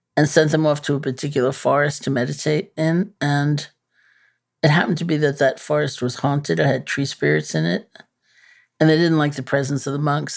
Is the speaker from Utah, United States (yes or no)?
no; New York, United States; I'm a New Yorker, you know, born and bred.